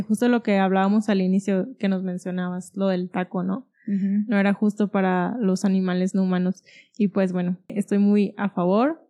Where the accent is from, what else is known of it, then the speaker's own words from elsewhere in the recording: Guadalajara, Jalisco, Mexico; yo que soy de Guadalajara